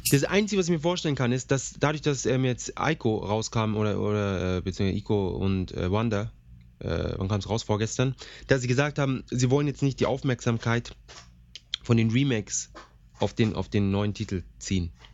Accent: Germany; bei uns in Deutschland

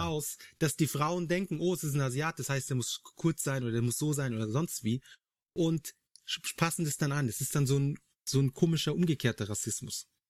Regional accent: Germany; bei uns in Deutschland

